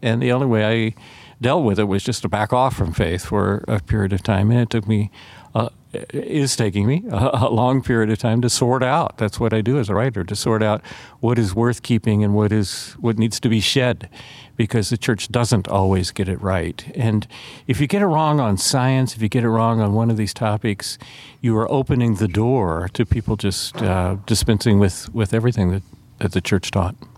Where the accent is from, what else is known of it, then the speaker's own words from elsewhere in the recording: Atlanta, Georgia, United States; I grew up in Atlanta, Georgia